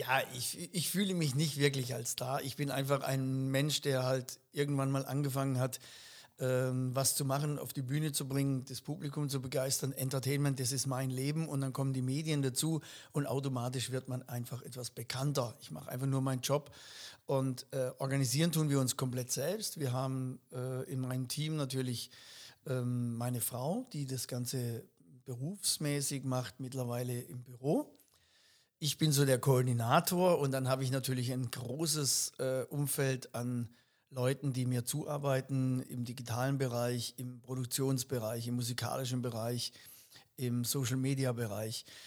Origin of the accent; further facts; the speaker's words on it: Upper Black Forest, Baden-Württemberg, Germany; now in Ettenheim, Germany; Ich bin ja ursprünglich vom Hochschwarzwald, das liebe ich genauso. Das ist mein Geburtsort, das ist quasi auch ein Stück Heimat.